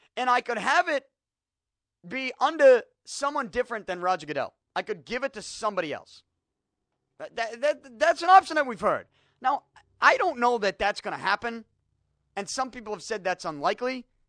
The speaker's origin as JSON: {"language": "English", "town": "Boston", "region": "Massachusetts", "country": "United States", "tie": "born or raised there", "said": "I grew up in Southie"}